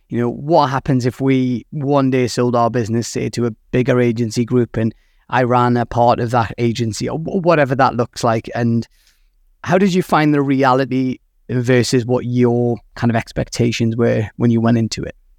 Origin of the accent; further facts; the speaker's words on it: United Kingdom; I am British